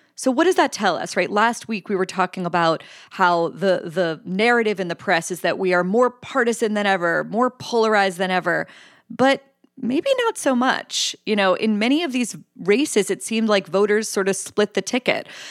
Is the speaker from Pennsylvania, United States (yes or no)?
yes; Pennsylvania, United States; born or raised there